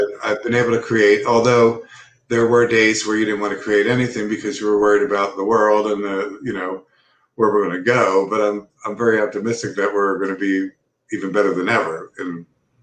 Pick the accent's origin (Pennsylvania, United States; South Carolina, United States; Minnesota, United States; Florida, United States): Pennsylvania, United States; Philadelphia; I grew up in Philadelphia